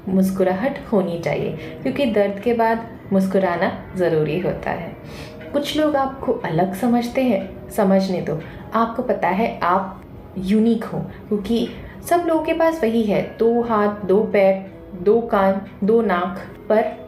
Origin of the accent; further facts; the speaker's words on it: Kolkata, West Bengal, India; moved away as an adult; now in Mumbai, India; मैं born and brought up Calcutta से हूँ मैं एक बंगाली हूँ बट अभी मैं मुंबई में रहती हूँ